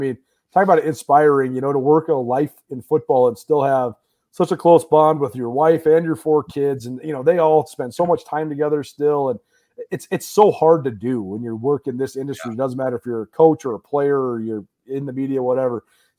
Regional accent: Missoula, Montana, United States; I'm from Missoula, Montana.

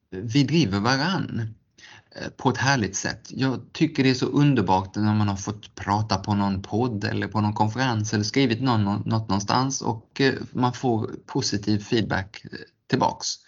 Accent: Geneva, Switzerland; born there; Och jag är född i Genève som har världens största årliga bilsalong

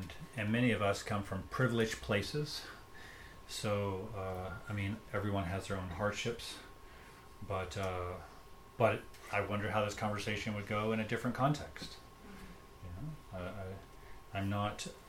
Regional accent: United States; I grew up, I'm an American

